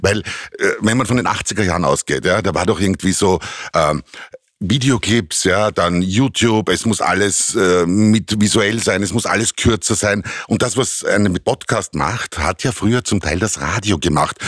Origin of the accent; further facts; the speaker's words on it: Austria; bei uns in Europa, bei uns in Österreich